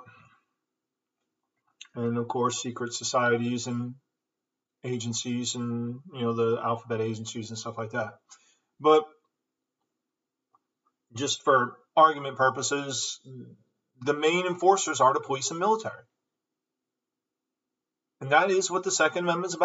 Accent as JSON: {"language": "English", "country": "United States", "said": "we Americans, I'm from America once again, I know I said that, but I'm going to say it again, I'm from America"}